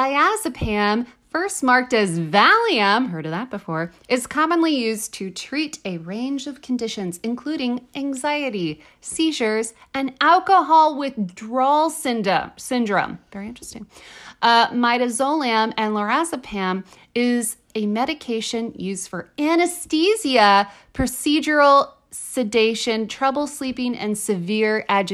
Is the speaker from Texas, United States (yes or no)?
yes; Texas, United States; I'm from Texas. I went to public school in Texas.